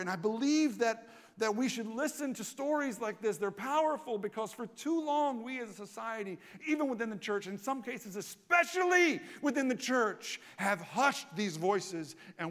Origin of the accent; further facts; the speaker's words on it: Southern United States, United States; I grew up in the Southern Bible Belt, and convinced of that Bible Belt dogma in my teens.